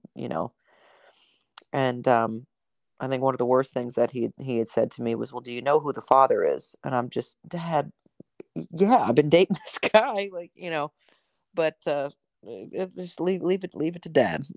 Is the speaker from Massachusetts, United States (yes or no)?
no; New Jersey, United States; moved away; I'm originally from New Jersey.